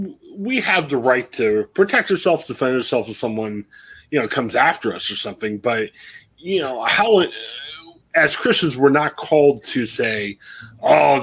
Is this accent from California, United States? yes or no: no; Louisville, Ohio, United States; I grew up in Louisville, which is predominantly white